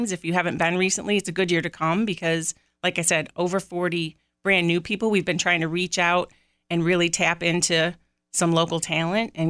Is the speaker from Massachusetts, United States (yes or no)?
no; Hilton, New York, United States; I grew up in Hilton and moved away to school and came back